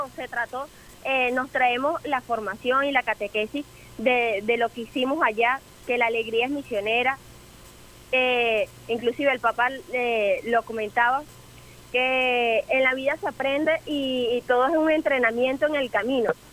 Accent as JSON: {"language": "Spanish", "country": "Venezuela", "said": "nosotros como venezolanos somos muy marianos"}